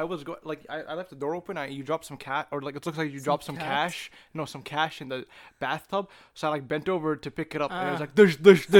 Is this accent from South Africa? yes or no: no; Palestine; what Russia is doing to Ukraine is exactly what Israel is doing to my home country, Palestine, for the last 70 years and no one cares.